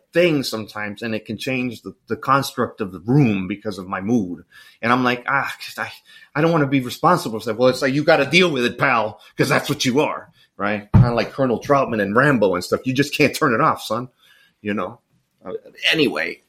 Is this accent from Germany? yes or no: no; El Salvador; moved away; also born or lived in Miami, Florida; I grew up in El Salvador